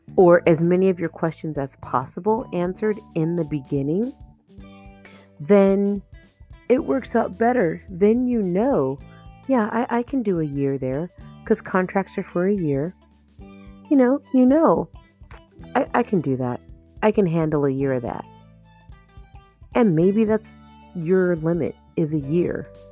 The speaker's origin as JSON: {"language": "English", "region": "Arizona", "country": "United States", "tie": "born or raised there", "moved": "yes", "lives_now": "South Korea", "said": "I'm from Arizona"}